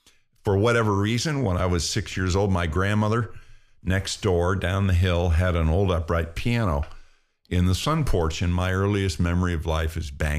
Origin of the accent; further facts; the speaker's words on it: Pennsylvania, United States; When I was a kid, I grew up in Pennsylvania in a railroading town, and football was the what you did.